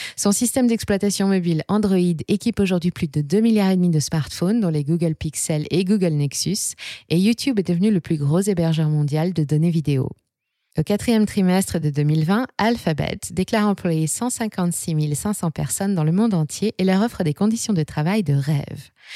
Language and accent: French; France; chez nous en France